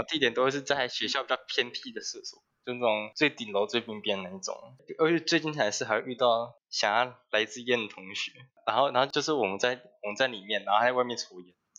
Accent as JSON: {"language": "Chinese", "region": "Taichung", "country": "Taiwan", "said": "我是台中的准高二生"}